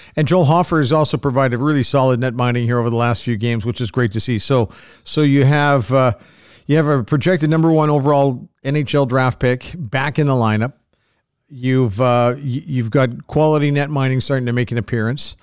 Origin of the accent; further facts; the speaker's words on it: Canada; as a Canadian